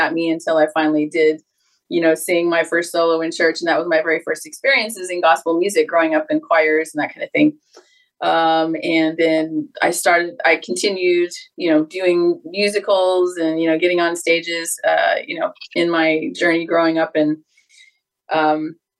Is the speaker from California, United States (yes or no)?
yes; Los Angeles, California, United States; I grew up in Southern California. I'm a native LA girl